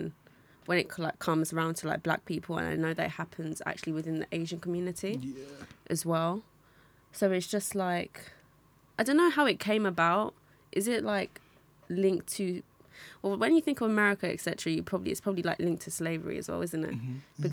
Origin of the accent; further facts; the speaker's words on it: Nigeria; now in London, United Kingdom; for me, I'm Nigerian, so I haven't come from that like direct background, but like living in London or living in England, I've seen that a lot as well.